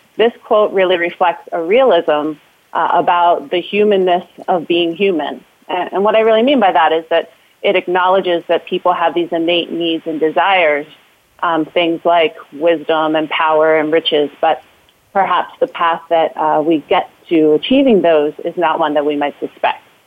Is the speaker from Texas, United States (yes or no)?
no; Philadelphia, Pennsylvania, United States; now in Denver, United States; I'm originally from Philadelphia, um, but now I call Denver home